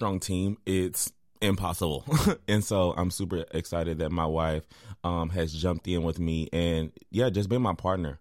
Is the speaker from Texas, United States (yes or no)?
yes; Waco, Texas, United States; I went to Waco ISD schools, went inner city schools, and really growing up as a youth here